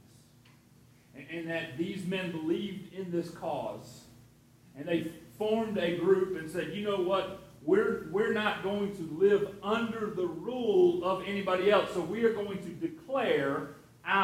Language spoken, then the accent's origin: English; United States